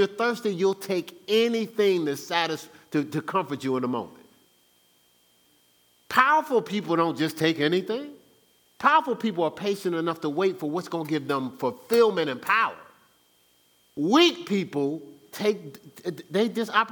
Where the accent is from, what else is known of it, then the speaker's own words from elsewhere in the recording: Newark, New Jersey, United States; I'm from Brick City